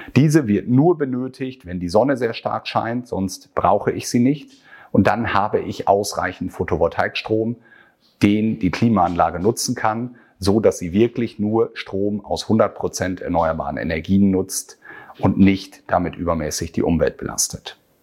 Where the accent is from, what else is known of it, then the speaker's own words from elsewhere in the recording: Northern Germany, Germany; Hier bei uns in Norddeutschland